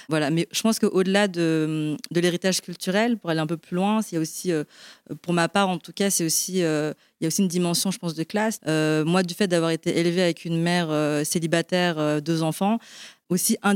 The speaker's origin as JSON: {"language": "French", "country": "Belgium", "tie": "born or raised there", "moved": "yes", "lives_now": "France", "said": "moi, je suis d'origine chinoise, mais je suis née en Belgique. Donc j'ai grandi euh, en, Europe et aujourd'hui je vis en France."}